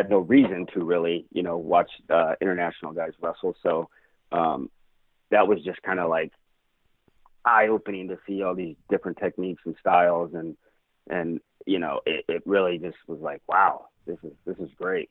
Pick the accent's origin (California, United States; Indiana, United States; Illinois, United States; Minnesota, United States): California, United States; Atwater; I grew up in Central California, in a small town called Atwater